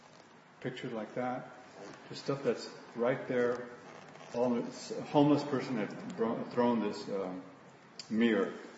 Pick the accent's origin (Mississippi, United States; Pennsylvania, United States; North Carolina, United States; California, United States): California, United States; Los Angeles; born there; because I was born in Aliso Village.